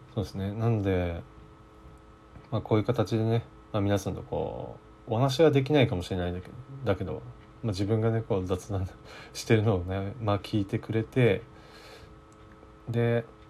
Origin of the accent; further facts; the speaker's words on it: Kyushu, Japan; 九州生まれなので